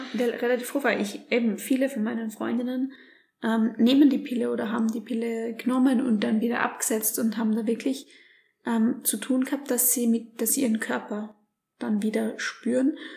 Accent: Graz, Styria, Austria; wir kommen jetzt aus Graz

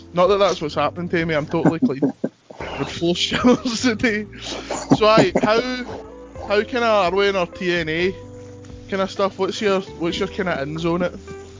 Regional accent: Scotland, United Kingdom; I'm Scottish.

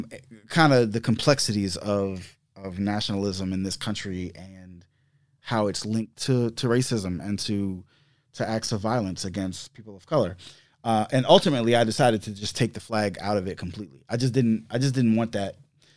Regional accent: the South, United States; growing up in the South and being mixed.

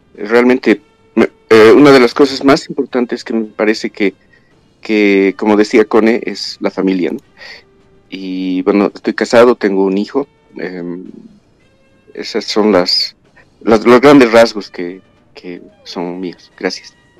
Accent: La Paz, Bolivia; nací en La Paz, viví en La Paz

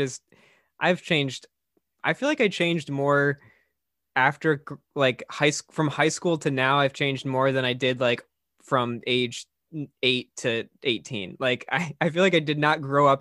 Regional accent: Hawaii, United States; moved away; also born or lived in Ohio; so I grew up in Hawaii and then moved to Ohio.

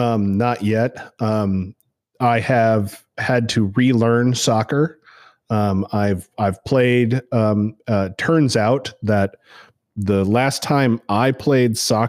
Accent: Northeast, United States; now in Savannah, United States; because this is Savannah and I'm actually from the Northeast.

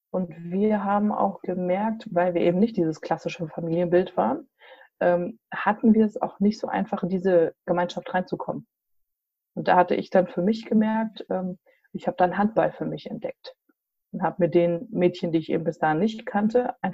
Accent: Giessen, Hesse, Germany; born there; Ja, also ich bin geboren in Mittelhessen, in Gießen.

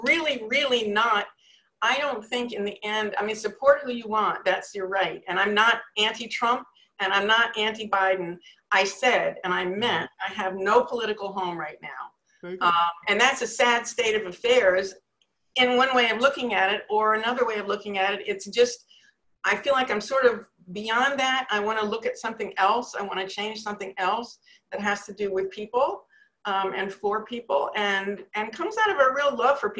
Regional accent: Northeast, United States; moved away as an adult; also born or lived in Manhattan, New York; now in North Carolina, United States; I come from the Northeast

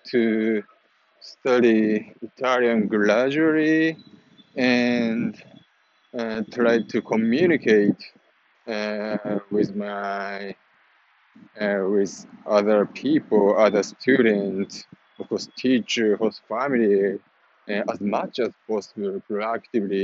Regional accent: Japan; English is a second language; moved away; also born or lived in Italy; I am Japanese

